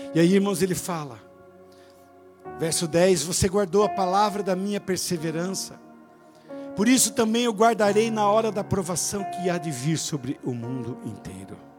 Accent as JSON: {"language": "Portuguese", "country": "Brazil", "said": "Eu sou brasileiro"}